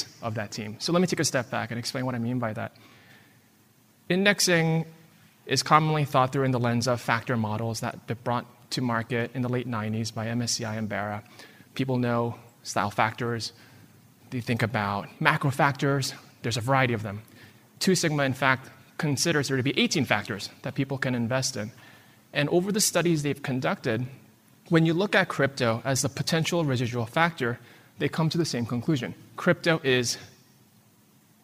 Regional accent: United States

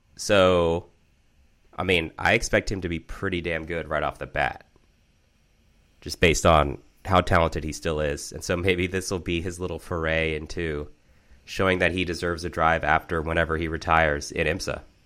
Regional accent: Maryland, United States; the district where I grew up in Maryland

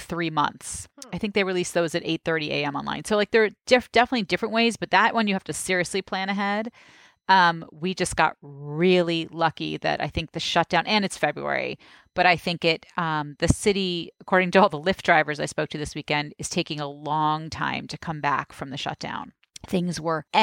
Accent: New York, United States; as a New Yorker

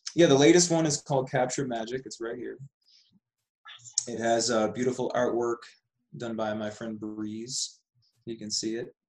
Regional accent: Buffalo, New York, United States; moved away as an adult; also born or lived in Austin, Texas / Las Vegas / Sedona; I grew up in Buffalo, New York

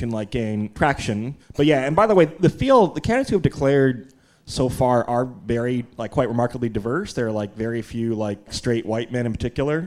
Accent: Midwest, United States; I'm from the Midwest

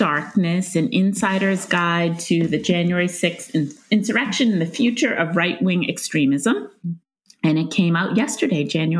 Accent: Stoneham, Massachusetts, United States; I grew up in Stoneham, Massachusetts, which is just north of Boston. It's about 15 minutes outside of Boston.

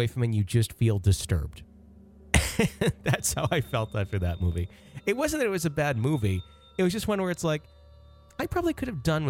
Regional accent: Louisville, Kentucky, United States; both my mother and I experienced while growing up in Louisville, Kentucky.

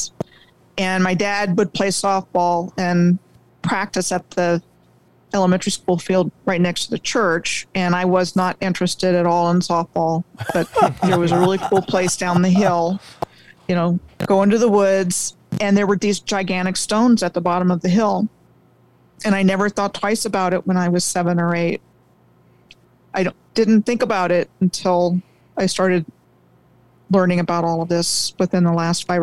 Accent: Rockville, Maryland, United States; born or raised there

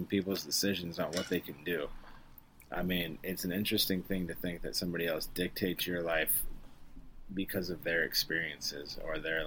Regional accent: Arizona, United States; I'm from Arizona

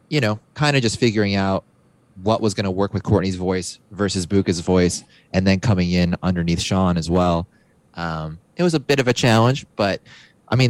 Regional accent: Canada; being Canadian

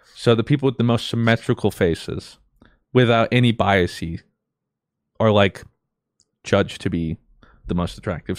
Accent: United States; us growing up in America

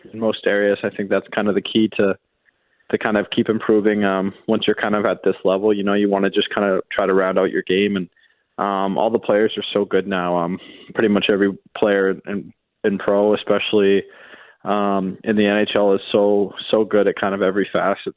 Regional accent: Western Canada, Canada; being Canadian and being from out west

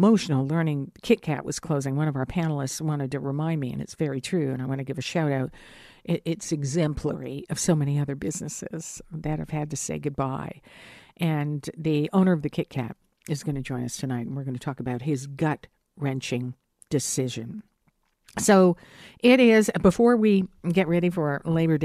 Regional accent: Hamilton, Ontario, Canada; And now it's a big cheers to Hamtown, my hometown.

